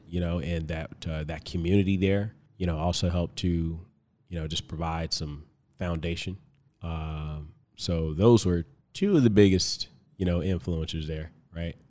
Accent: Compton, California, United States; now in Tucson, United States; originally I'm from Compton, California.

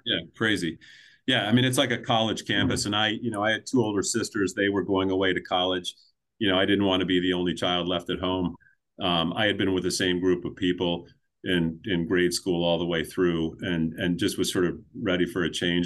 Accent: north of Baltimore, Maryland, United States; now in New Hampshire, United States; I grew up in, in Maryland, about twenty-five minutes north of Baltimore in, in sort of horse farm country

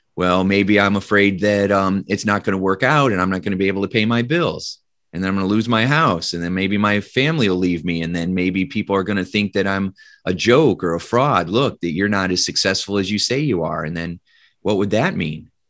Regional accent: Indiana, United States; I grew up in Indiana in the Midwest

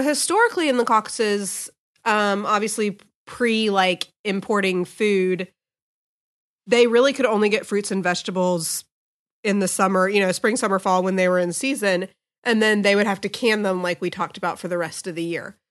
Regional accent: United States; as Americans

